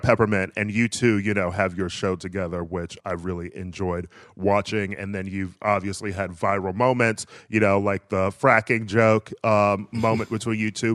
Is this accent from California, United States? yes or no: no; Milwaukee, Wisconsin, United States; I'm from Milwaukee